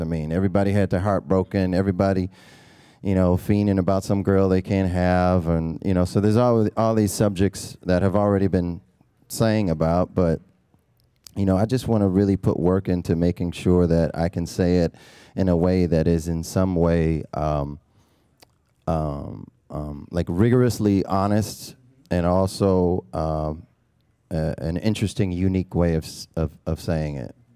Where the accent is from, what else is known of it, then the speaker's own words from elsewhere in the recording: Milwaukee, Wisconsin, United States; Born and raised in Milwaukee